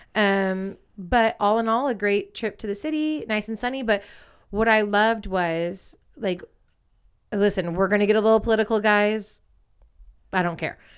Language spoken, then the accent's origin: English; East Bay, Contra Costa County, near Berkeley, California, United States; moved away as an adult; We grew up in the East Bay, Contra Costa County, like, especially me where I grew up, I grew up, like, not even ten, like, five minutes outside of Berkeley